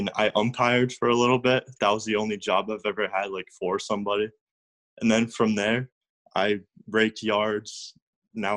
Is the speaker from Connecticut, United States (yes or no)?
yes; Connecticut, United States